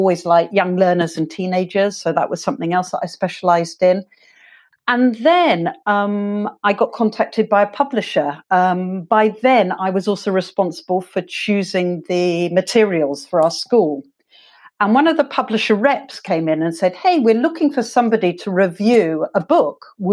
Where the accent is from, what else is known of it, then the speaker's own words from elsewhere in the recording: London, United Kingdom; I grew up in England. I'm actually from London, South London.